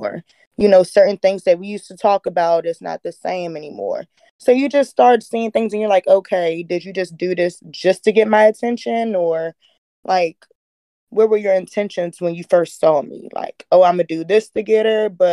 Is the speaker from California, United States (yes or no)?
no; Washington, District of Columbia, United States; I'm from the D.C. area.